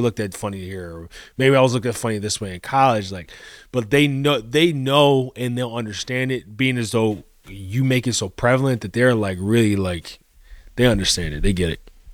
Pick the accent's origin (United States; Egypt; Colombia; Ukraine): Colombia; moved away; I grew up in Colombia